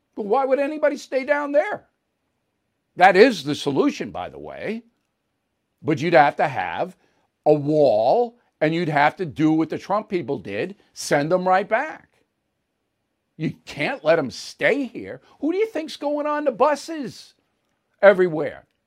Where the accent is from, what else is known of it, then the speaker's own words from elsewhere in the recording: United States; We're American. I'm Irish American